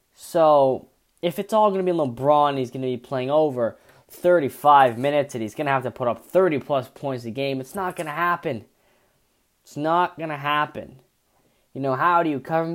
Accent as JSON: {"language": "English", "town": "Toronto", "region": "Ontario", "country": "Canada", "said": "I'm from Toronto"}